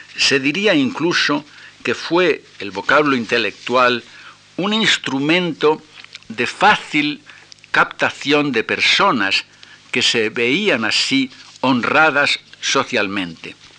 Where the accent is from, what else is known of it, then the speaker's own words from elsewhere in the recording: Tenerife, Canary Islands, Spain; mi infancia en Tenerife